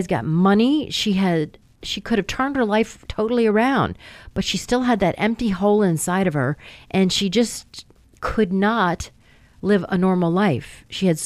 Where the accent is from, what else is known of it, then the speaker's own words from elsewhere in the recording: Rochester, Michigan, United States; I'm from Rochester, Michigan